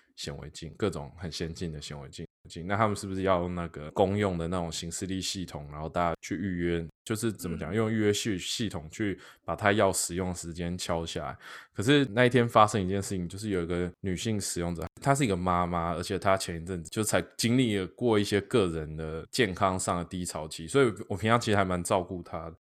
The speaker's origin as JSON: {"language": "Chinese", "country": "Taiwan", "tie": "born or raised there", "said": "我在台湾长大，我在台湾念书，念到硕士班"}